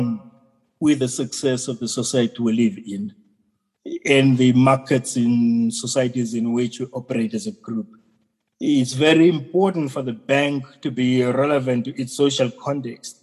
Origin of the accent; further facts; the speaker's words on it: South Africa; our country